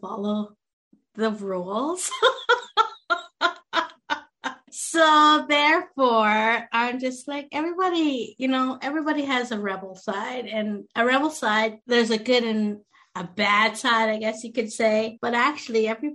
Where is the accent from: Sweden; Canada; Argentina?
Canada; also born or lived in India; I came from India, and I was adopted into a very white Canadian family, and they were very religious.